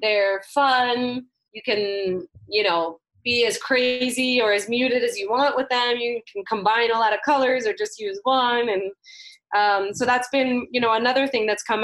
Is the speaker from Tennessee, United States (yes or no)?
no; New York, United States; I grew up in New York, worked on Wall Street